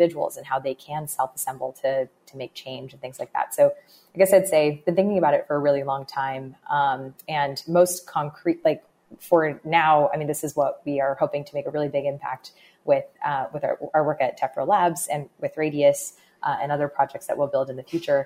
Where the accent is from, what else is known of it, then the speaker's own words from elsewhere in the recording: Bay Area, California, United States; I grew up in the Bay Area in California.